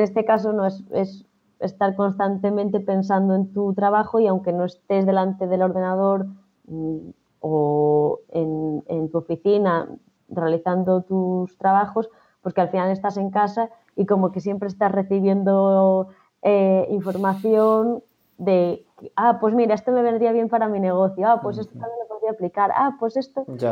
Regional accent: A Rúa, Galicia, Spain; yo soy gallega

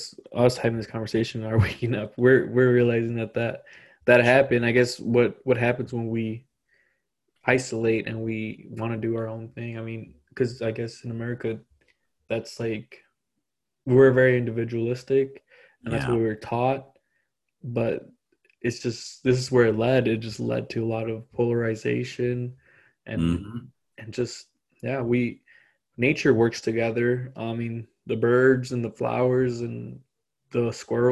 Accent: Chicago, Illinois, United States; I'm Mexican from Chicago

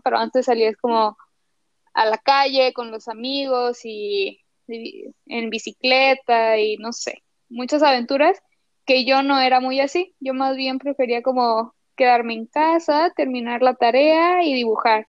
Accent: Torreón, Coahuila, Mexico; acá en Torreón, eh, para situar un poquito tus escuchas, pues es una ciudad pequeña del norte

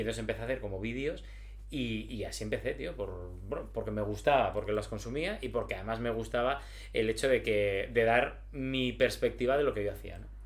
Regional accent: Gijón, Asturias, Spain; now in Madrid, Spain; Yo soy de Gijón

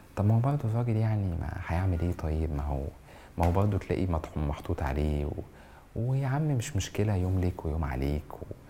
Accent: Egypt; احنا كمصريين

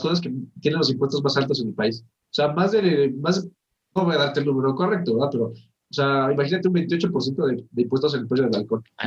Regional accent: Mexico; yo digo, pues mexicano

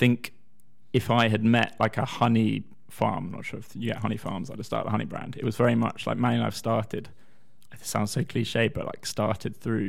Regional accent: London, United Kingdom; accent: posh South London; also born or lived in Scotland; I am Scottish, yes! Though I have the accent of a posh South of London schoolboy. And that's because I'm a posh South West London Scottish boy.

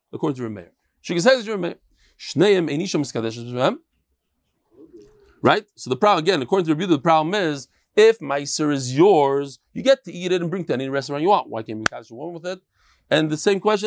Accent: New York, United States; moved away as an adult; now in Israel; as an American

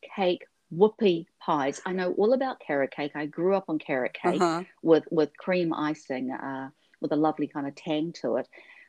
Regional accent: New Zealand

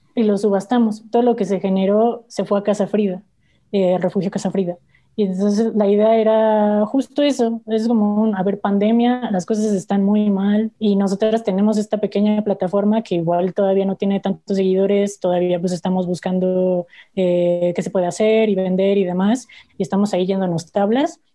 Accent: Mexico; como familia mexicana

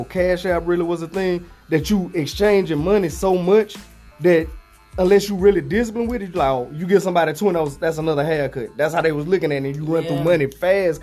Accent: Alexandria, Louisiana, United States; moved away; I'm from Louisiana too. I'm from small town, Alexandria

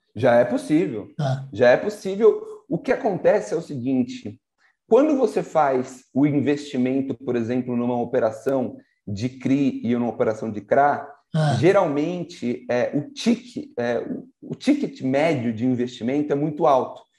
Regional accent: São Paulo, Brazil; also born or lived in Santa Rita do Passa Quatro; a minha mãe é de Santa Rita do Passa Quatro, é. o meu pai de São Paulo, nasci em São Paulo.

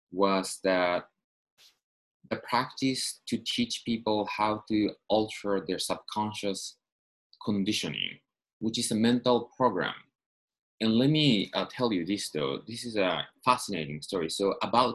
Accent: Tokyo, Japan; moved away as an adult; now in Los Angeles, United States; I'm from Tokyo originally. I moved to Los Angeles

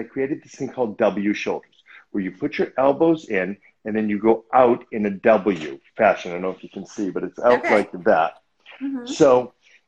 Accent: Newton, Massachusetts, United States; moved away as an adult; now in Los Angeles, United States; the neighborhood gym back in Boston where I grew up

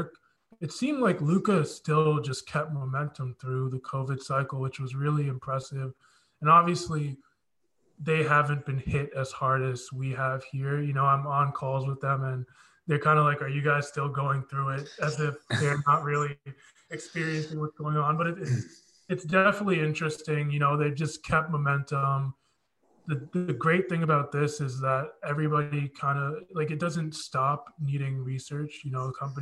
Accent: United States; I am fully Nigerian. Both my parents are Nigerian, but I was born here

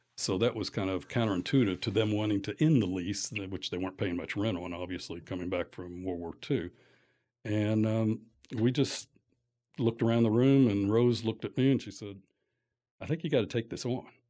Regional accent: Lexington, Kentucky, United States; also born or lived in Atlanta; born and raised in Lexington

